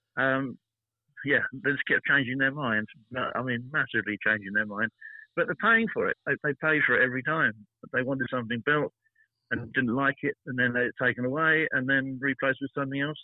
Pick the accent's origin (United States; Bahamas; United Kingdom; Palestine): United Kingdom; I'm a British